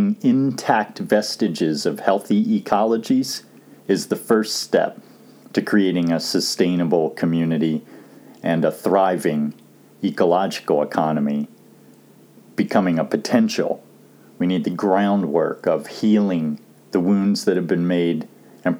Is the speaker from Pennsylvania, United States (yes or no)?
yes; southeastern Pennsylvania, United States; As a child growing up in Pennsylvania, southeastern Pennsylvania to be exact, in the drainage basin of the East Brandywine River